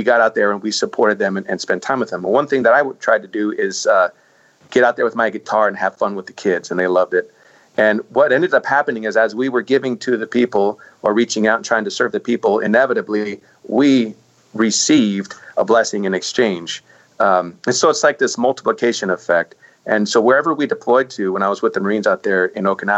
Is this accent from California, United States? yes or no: yes; California, United States; moved away as an adult; now in Mississippi Gulf Coast, United States; I'm from California, so when I got orders to Mississippi